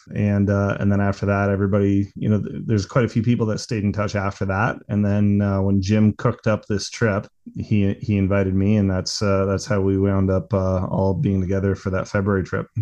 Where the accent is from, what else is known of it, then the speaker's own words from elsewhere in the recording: Bracebridge, Ontario, Canada; also born or lived in Newmarket, Ontario; we moved from the Newmarket area when I was nine years old up into a rural area east of Bracebridge, and that's where I grew up